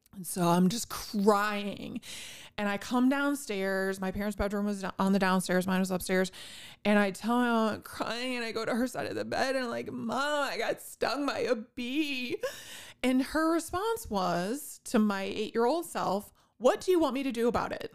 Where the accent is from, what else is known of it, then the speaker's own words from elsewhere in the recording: northwest Indiana, United States; I grew up in the northwest corner of Indiana